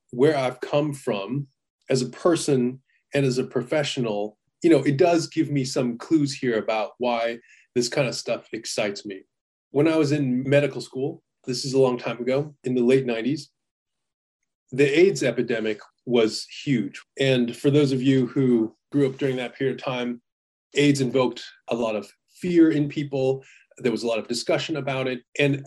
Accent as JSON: {"language": "English", "country": "United States", "tie": "born or raised there", "said": "I was born in America"}